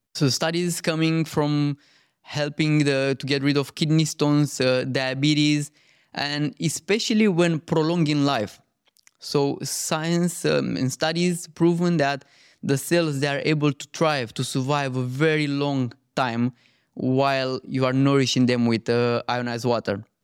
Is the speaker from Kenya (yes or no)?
no; Romania; moved away; I grew up in Romania